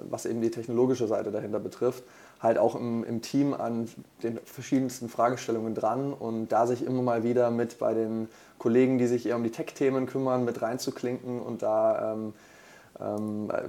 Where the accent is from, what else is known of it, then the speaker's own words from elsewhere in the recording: Bavaria, Germany; now in Hamburg, Germany; Ähm, ich komme ursprünglich aus Franken und äh, bin jetzt seit äh, gut zwei Jahren hier in Hamburg, ähm, Wahlhamburger quasi